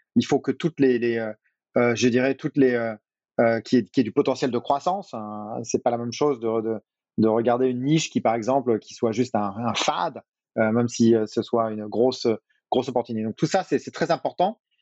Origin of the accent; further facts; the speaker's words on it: Brittany, France; moved away as an adult; also born or lived in United States / Asia / Singapore; now in Paris, France; Je suis breton.